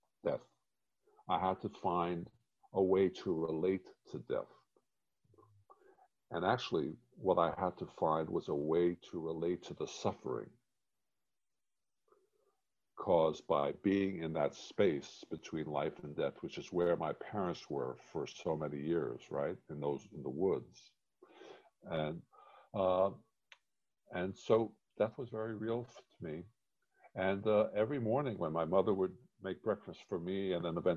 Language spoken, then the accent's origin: English; New York City, New York, United States; also born or lived in Germany; I grew up on the Lower East Side in a walk-up tenement, in the Jewish Lower East Side.